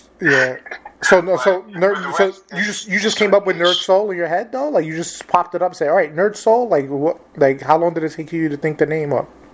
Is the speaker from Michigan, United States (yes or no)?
no; New York City, New York, United States; I grew up in New York City